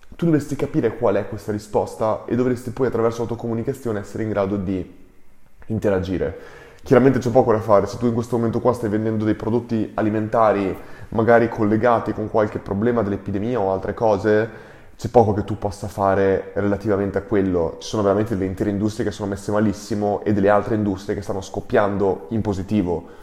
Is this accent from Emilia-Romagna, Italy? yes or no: yes; Ferrara, Emilia-Romagna, Italy; siamo cresciuti insieme a Ferrara